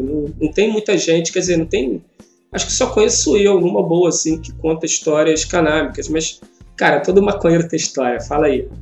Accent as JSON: {"language": "Portuguese", "region": "Rio de Janeiro", "country": "Brazil", "said": "sou do Rio, sou roteirista"}